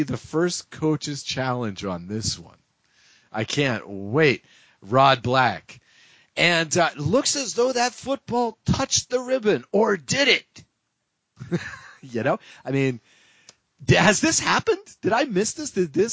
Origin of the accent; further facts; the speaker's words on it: New England, United States; I'm from New England.